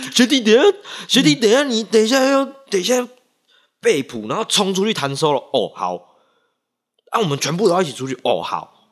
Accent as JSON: {"language": "Chinese", "region": "Nantou County", "country": "Taiwan", "also_born_or_lived": "Taichung", "said": "我是南投人"}